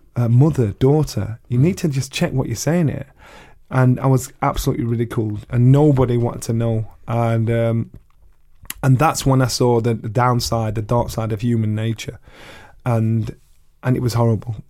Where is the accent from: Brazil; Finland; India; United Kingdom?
United Kingdom; Sheffield, Yorkshire and the Humber; I boxed for the world title in my hometown in Sheffield